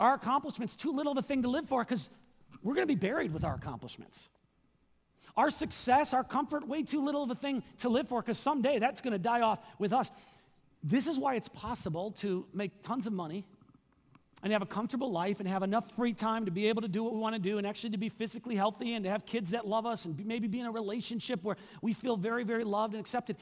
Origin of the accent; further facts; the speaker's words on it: southeast Wisconsin, United States; moved away as an adult; also born or lived in Seattle; my hometown in southeast Wisconsin